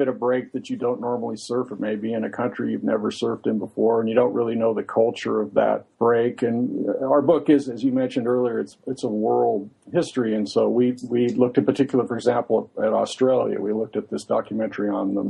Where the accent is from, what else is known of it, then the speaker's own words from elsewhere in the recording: Santa Barbara, California, United States; we both grew up in Santa Barbara